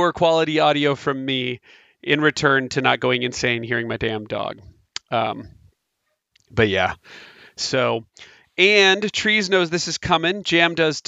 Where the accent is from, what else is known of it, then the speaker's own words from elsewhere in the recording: United States; I am an American